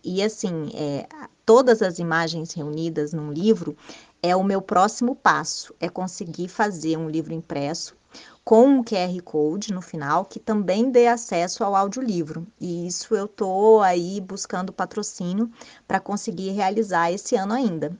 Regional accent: Brasília, Federal District, Brazil; eu cresci em Brasília

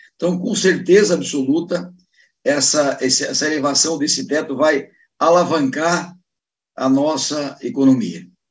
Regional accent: Joinville, Santa Catarina, Brazil; Eu tive num restaurante aqui em Joinville, na minha terra

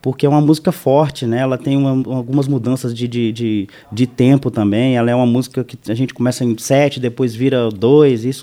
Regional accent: Pirapora, Minas Gerais, Brazil; also born or lived in São Paulo; nasci em São Paulo, mas fui criado em Minas Gerais. Então eu tenho uma carga de, de Minas muito grande, né?

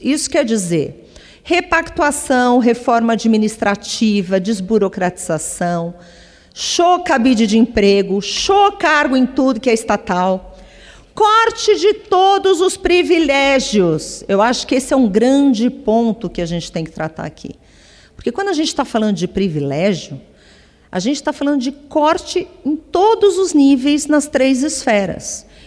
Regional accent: Brazil; Todos somos brasileiros

